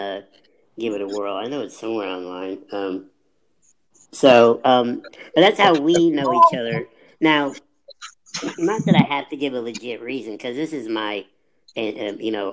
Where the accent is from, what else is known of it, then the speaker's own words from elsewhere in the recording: Illinois, United States; now in Atlanta, United States; I'm from the Midwest, originally from Illinois. Shout out to Paris, Illinois